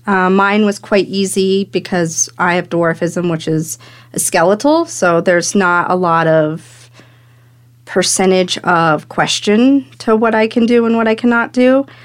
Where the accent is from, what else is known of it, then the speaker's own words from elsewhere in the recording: Fairplay, Colorado, United States; I grew up in Fair Play, Colorado